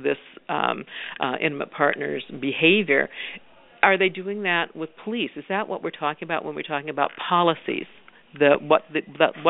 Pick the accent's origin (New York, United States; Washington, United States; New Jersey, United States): Washington, United States; I'm from Washington State